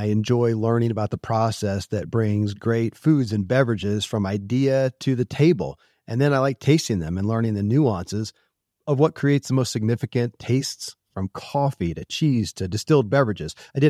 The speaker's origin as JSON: {"language": "English", "region": "Kentucky", "country": "United States", "tie": "born or raised there"}